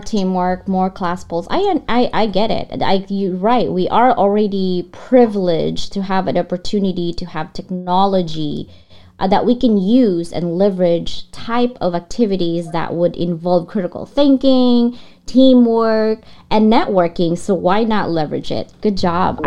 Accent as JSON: {"language": "English", "country": "Philippines", "tie": "born or raised there", "moved": "yes", "lives_now": "United States", "said": "I was born and raised in the Philippines."}